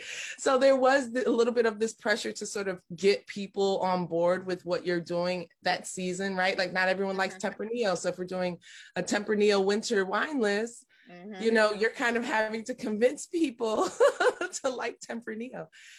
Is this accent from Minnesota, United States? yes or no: no; Buffalo, New York, United States; moved away; Buffalo, New York. I grew up in Buffalo, New York.